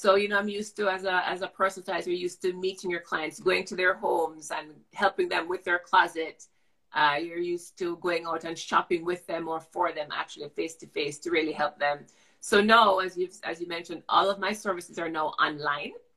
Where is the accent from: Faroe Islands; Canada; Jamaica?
Jamaica; Growing up as a child, I grew up in Jamaica